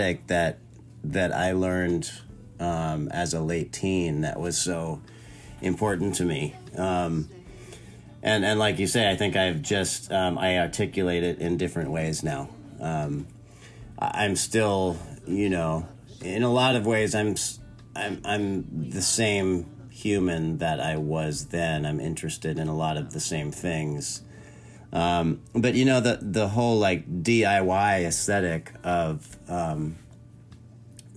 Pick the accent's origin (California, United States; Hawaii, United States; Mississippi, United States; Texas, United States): California, United States; Orange County, Southern; moved away as an adult; also born or lived in Santa Barbara, California / San Francisco, California; now in North Carolina, United States; I grew up in Southern California. In Orange County.